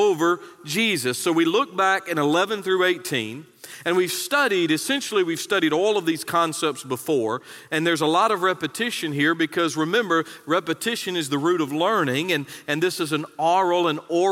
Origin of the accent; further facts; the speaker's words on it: North Carolina, United States; moved away; I was born in North Carolina.